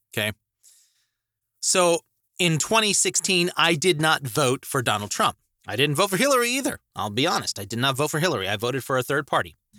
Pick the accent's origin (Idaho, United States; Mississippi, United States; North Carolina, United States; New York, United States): Idaho, United States; Idaho Falls; also born or lived in Montana; was raised in Idaho Falls my entire life.